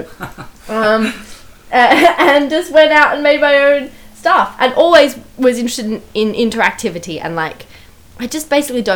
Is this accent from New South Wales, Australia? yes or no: yes; Sydney, New South Wales, Australia; moved away as an adult; now in London, United Kingdom; I grew up in Sydney, in Australia.